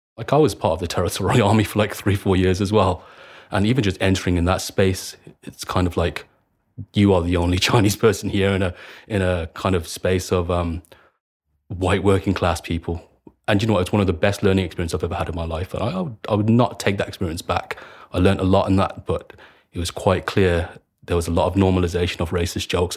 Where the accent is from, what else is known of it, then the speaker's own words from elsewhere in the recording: Birmingham, West Midlands, United Kingdom; I was raised in Handsworth